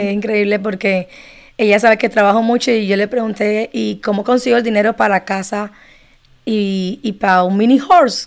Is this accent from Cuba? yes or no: yes; Cuba; now in Miami, United States; soy cubana